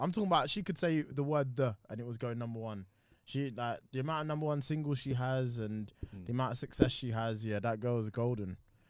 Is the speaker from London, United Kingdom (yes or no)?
yes; London, United Kingdom; I'm from Southeast, so you already know we have to show respect.